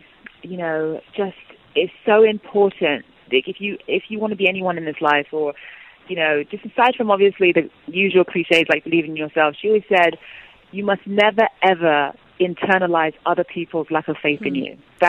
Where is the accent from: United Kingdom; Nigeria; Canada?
Nigeria; And obviously, being Igbo, being Nigerian, she didn't want us to just be raised in the Western world and not know who we were.